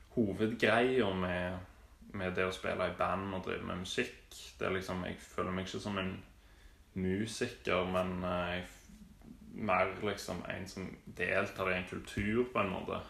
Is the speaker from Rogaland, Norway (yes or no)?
yes; Stavanger, Rogaland, Norway; jeg vokste opp i Hillevåg